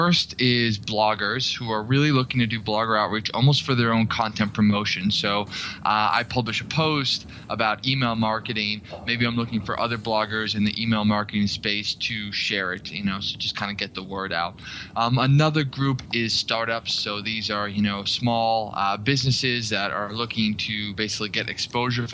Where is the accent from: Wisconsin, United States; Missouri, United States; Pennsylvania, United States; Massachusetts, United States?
Massachusetts, United States; Boston; moved away as an adult; also born or lived in Washington, D.C.; I'm originally from Boston